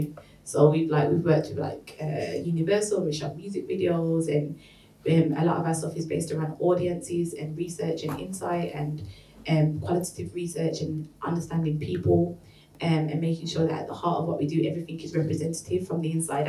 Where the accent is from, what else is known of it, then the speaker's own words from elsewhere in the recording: Birmingham, West Midlands, United Kingdom; moved away as an adult; now in London, United Kingdom; I'm originally from Birmingham, and I moved to London about 3.5 years ago.